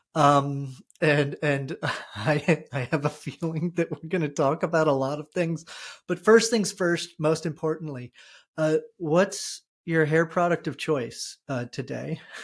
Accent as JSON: {"language": "English", "region": "New Jersey", "country": "United States", "also_born_or_lived": "Texas", "moved": "as an adult", "lives_now": "Vermont, United States", "said": "I'm from New Jersey"}